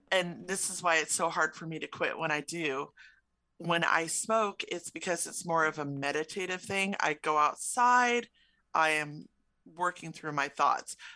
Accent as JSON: {"language": "English", "town": "Chicago", "region": "Illinois", "country": "United States", "tie": "born or raised there", "said": "It's something I grew up with in Chicago."}